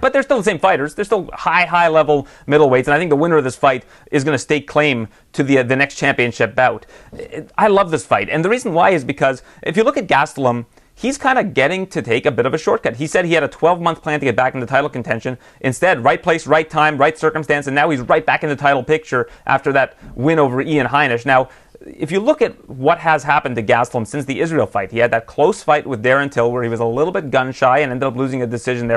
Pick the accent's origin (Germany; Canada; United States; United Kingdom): Canada